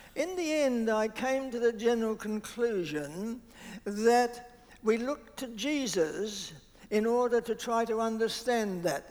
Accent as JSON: {"language": "English", "country": "New Zealand", "tie": "born or raised there", "also_born_or_lived": "Australia", "said": "I was brought up mainly in Southland and Otago"}